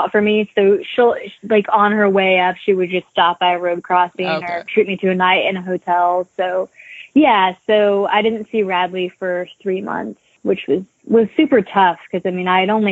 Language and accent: English; Nashville, Tennessee, United States; also born or lived in Appalachians; I'm from Nashville